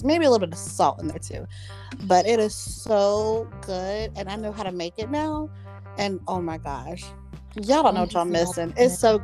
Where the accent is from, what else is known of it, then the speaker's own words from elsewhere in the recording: the South, United States; I'm from the South